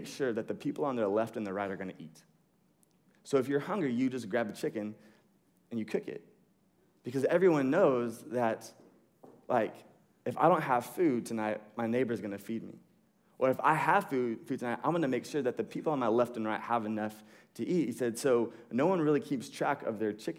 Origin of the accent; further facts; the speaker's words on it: United States; we grew up in America